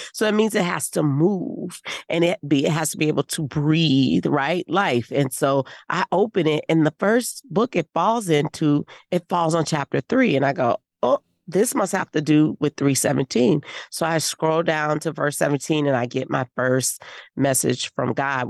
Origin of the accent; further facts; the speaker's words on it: New Orleans, Louisiana, United States; Well, I'm from New Orleans. I don't mess with that.